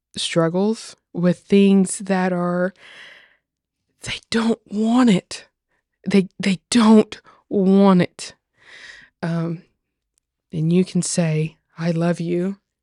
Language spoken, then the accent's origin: English; Tennessee, United States; accent: Southern; very much born and raised Tennessee